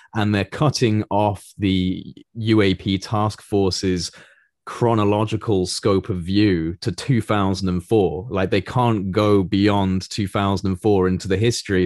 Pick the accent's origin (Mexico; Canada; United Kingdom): United Kingdom; speaking as a, as a British, uh, citizen